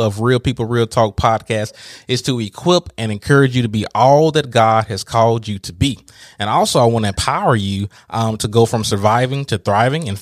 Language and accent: English; Vicksburg, Mississippi, United States; my hometown of Vicksburg, Mississippi